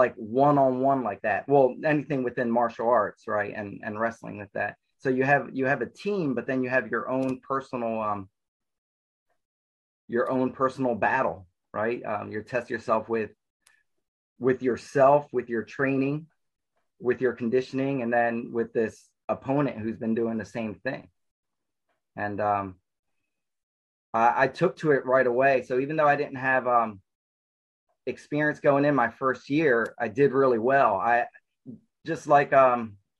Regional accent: New Jersey, United States; also born or lived in Newark, New Jersey; I was born and raised in New Jersey. I was born in Newark in the city. And then about 3 years old, my parents moved to South Jersey. So I grew up with a lot of woods and lakes around me

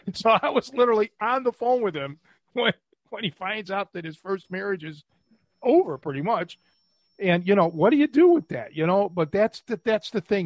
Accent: Cleveland, Ohio, United States; growing up in Cleveland

